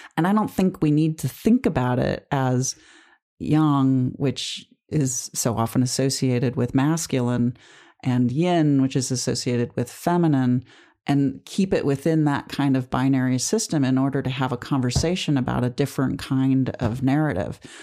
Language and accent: English; United States; as an American